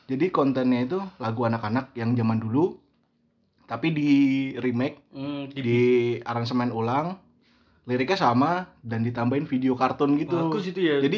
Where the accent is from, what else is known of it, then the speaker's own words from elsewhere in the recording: Java, Indonesia; saya sebagai orang Jawa yang sudah tua ini